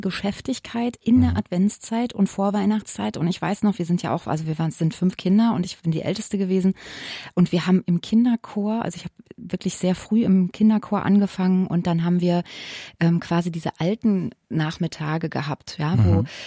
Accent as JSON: {"language": "German", "town": "Wiesbaden", "region": "Hesse", "country": "Germany", "also_born_or_lived": "Limburg", "said": "ich komme aus Wiesbaden und Limburg"}